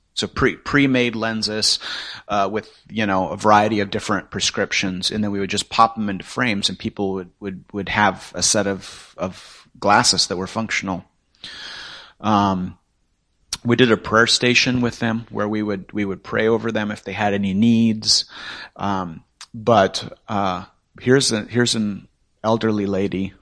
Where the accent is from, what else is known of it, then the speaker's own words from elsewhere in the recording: northwest Nepal, Nepal; moved away; that's actually where I grew up. I'm from Nepal.